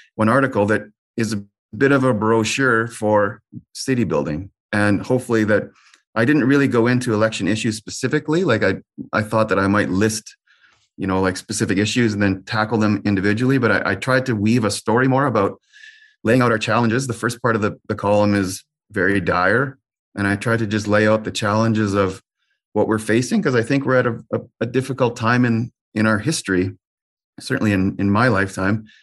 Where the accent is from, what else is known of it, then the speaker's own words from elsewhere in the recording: Winnipeg, Manitoba, Canada; also born or lived in Brandon, Manitoba; I was born in Brandon, but I'm, yeah, raised in Winnipeg, North Kildonan.